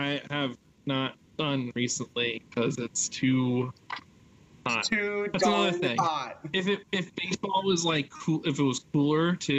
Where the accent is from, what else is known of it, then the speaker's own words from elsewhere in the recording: Philadelphia area, Pennsylvania, United States; I'm technically a Philadelphian, but you look outside my door and I have trees.